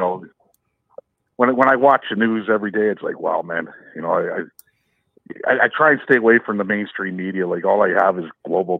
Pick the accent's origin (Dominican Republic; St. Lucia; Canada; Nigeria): Canada; Ottawa, Ontario; I'm from Ottawa, and I voted liberal.